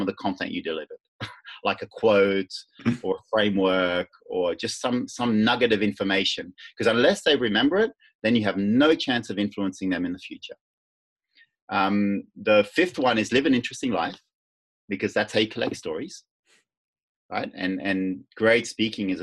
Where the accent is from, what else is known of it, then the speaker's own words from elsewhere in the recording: Netherlands; now I'm from Holland